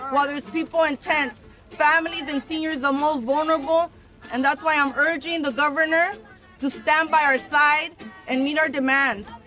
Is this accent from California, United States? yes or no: yes; California, United States; I was born and raised here in California.